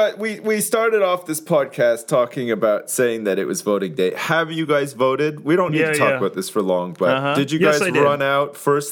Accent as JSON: {"language": "English", "country": "Canada", "tie": "born or raised there", "said": "I grew up in Canada"}